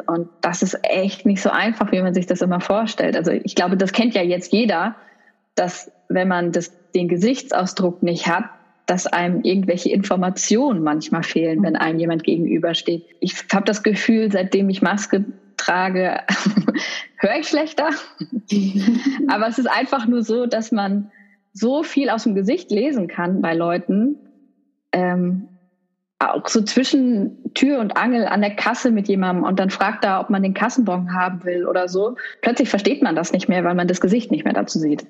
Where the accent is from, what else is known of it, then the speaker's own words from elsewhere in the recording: Essen, North Rhine-Westphalia, Germany; in Essen, im Ruhrgebiet, wo ich herkomme